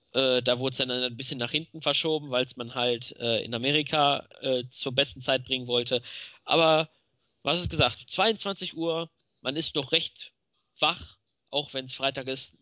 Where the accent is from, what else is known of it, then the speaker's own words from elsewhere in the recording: Germany; bei uns in Deutschland